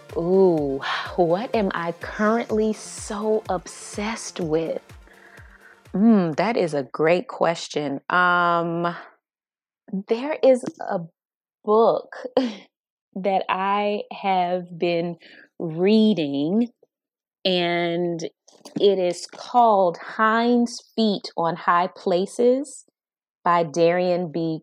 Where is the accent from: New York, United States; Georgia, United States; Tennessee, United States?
Georgia, United States; Atlanta; now in Los Angeles, United States; I'm from Atlanta, Georgia, but I live in L A." L A is home, but it's my second home. And I think Atlanta, because I was born and raised there